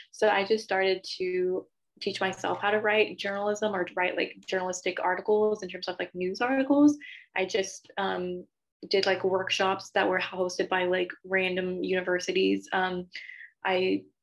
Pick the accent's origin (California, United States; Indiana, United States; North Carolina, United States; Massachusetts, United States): California, United States; Diamond Bar; I'm from SoCal, so Dime Bar, California